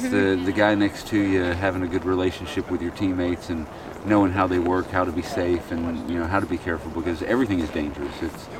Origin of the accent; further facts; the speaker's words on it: Dallas, Texas, United States; Dallas, Texas.